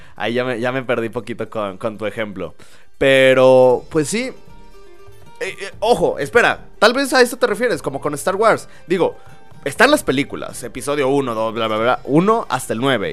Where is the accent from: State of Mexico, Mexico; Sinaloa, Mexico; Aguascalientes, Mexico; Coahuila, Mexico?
Aguascalientes, Mexico; Soy de Aguascalientes